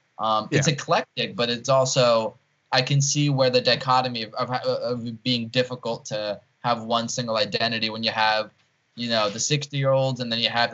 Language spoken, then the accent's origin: English; New Jersey, United States; born or raised there; also born or lived in Ukraine